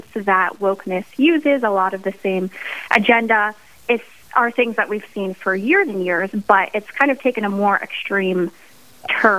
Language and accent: English; central Pennsylvania, United States; also born or lived in Dallas, Texas / Idaho; Well, I am from central Pennsylvania. I grew up here.